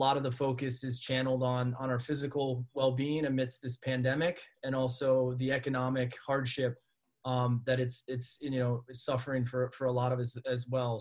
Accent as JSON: {"language": "English", "town": "Sioux Falls", "region": "South Dakota", "country": "United States", "tie": "born or raised there", "also_born_or_lived": "New York City", "moved": "yes", "said": "I grew up in Sioux Falls, South Dakota"}